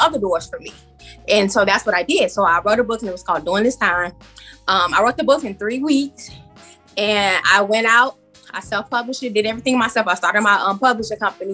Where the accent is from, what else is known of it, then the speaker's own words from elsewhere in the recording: Chicago, Illinois, United States; I am from Chicago, and I originated from the West Side